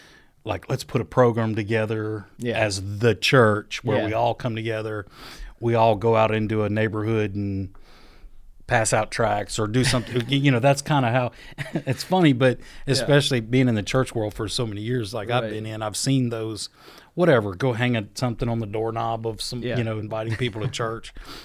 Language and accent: English; Panama City, Florida, United States; born there; I was born in 71 in Panama City, Florida. A lot of people don't know that. My dad was in the Air Force, and I was born there on an Air Force base in Panama City.